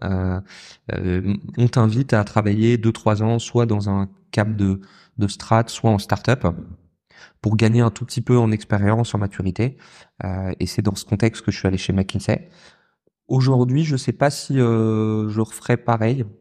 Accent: southern France, France; moved away; j'ai grandi dans le sud de la France

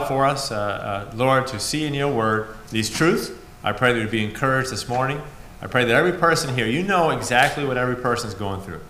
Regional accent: New England, United States; I'm a New England boy

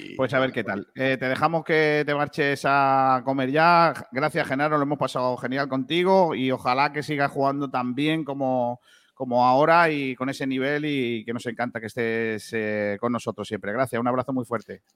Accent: Rincón de la Victoria, Andalusia, Spain; Rincón de la Victoria, ¿vale? Que es mi pueblo

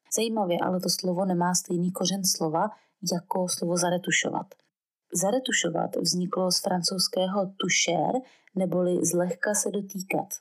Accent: Brno, South Moravian Region, Czechia; jakožto rodilá Brňačka, s osmi generací Brňáků

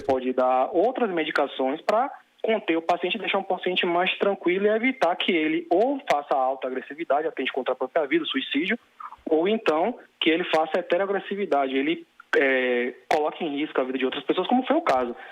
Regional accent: Salvador, Bahia, Brazil; sou de Salvador, Bahia

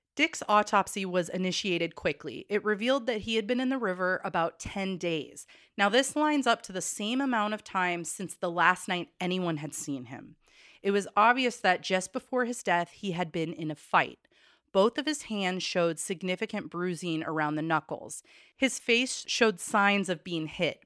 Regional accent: Corvallis, Oregon, United States; the town I won't stop referring to because that's where I grew up

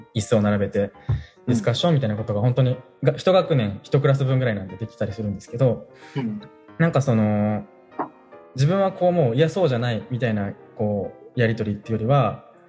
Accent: Kanagawa, Japan; moved away as an adult; now in Hoboken, United States; 僕神奈川出身ですけど結構あの盆地のあの田舎の方で

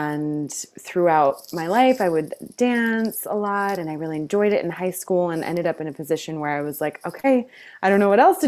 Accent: Greece; And I grew up in Greece for a number of years in my life, and a lot of the culture there is just, like, fresh food and delightful food and gathering over food.

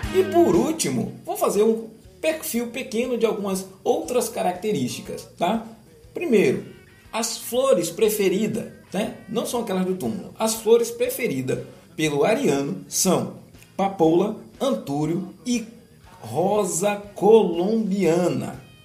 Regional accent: Brazil; sou brasileiro

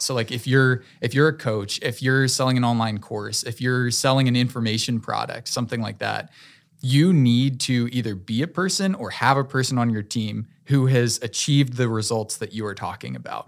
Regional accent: Fuquay-Varina, North Carolina, United States; I grew up in Fuquay, so very close to Raleigh. This is my home, and I love this city

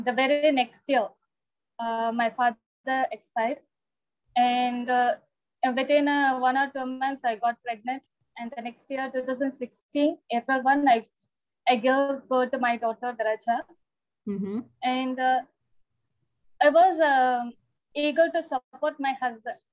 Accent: Salem, Tamil Nadu, India; My native is Salem. Born and brought up in Salem, only

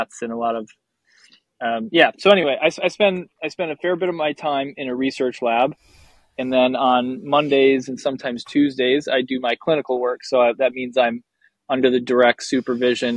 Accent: Wisconsin, United States; I grew up in Wisconsin

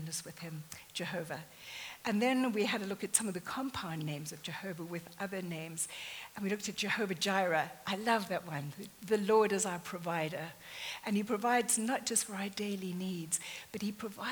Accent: near Jeffreys Bay, Eastern Cape, South Africa; moved away; I grew up in South Africa, very near to Jeffreys Bay

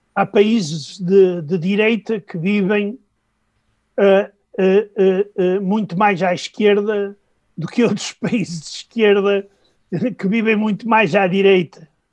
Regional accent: Norte, Portugal; accent: northern Portuguese; moved away as an adult; also born or lived in Moscow, Russia; trocando os Vs pelos Bs, como acontece no meu português do Norte

